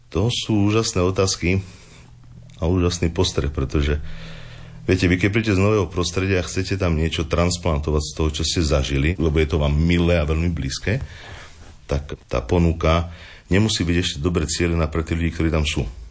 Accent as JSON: {"language": "Slovak", "town": "Osikov", "region": "Prešov Region", "country": "Slovakia", "tie": "born or raised there", "also_born_or_lived": "Banská Bystrica", "moved": "as an adult", "lives_now": "Partizánske, Slovakia", "said": "ja som originál rodak od Bardiova z jednej krásnej malej dedinky Osikov"}